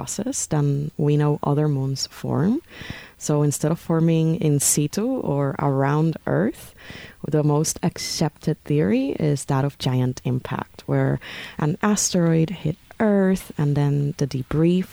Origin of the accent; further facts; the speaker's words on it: Puerto Rico; moved away; I am from Puerto Rico, very proud Boricua, born and raised